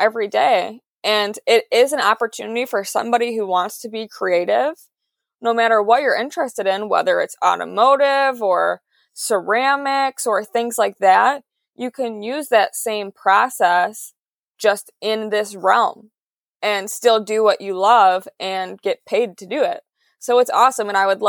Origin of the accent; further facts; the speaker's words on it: Detroit, Michigan, United States; I grew up in the Motor City and my dad is a mechanic.